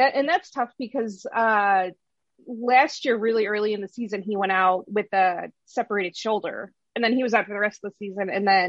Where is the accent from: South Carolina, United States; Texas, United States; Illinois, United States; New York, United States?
Illinois, United States; Chicago; someone born and raised in Chicago, and especially somebody from, you know, as a kid in the 90s